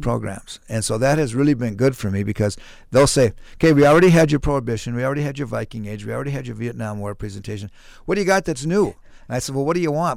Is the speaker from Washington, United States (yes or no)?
no; Mankato, Minnesota, United States; also born or lived in Maryland / Ellsworth, Wisconsin; when I was ten years old, fourth grade, we moved to Mankato, and I've lived in Mankato ever since then. So most of my life, yeah, I'm a, I'm a native Mankato